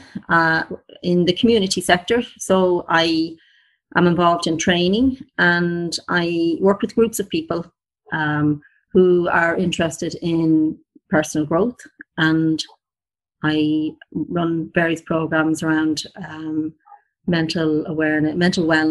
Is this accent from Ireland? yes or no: yes; Ireland; I am from Ireland and I live in the countryside.